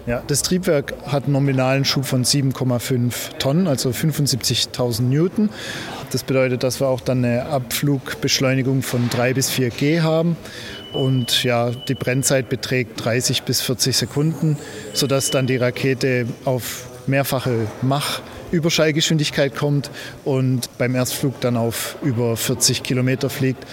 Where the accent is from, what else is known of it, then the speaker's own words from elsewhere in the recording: Heilbronn region, Baden-Württemberg, Germany; wir kommen hier beide aus der Region Heilbronn